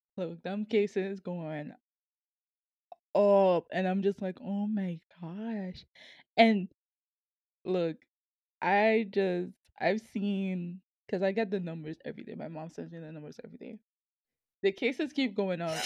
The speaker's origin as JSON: {"language": "English", "country": "Sint Maarten", "moved": "as an adult", "lives_now": "Kansas, United States"}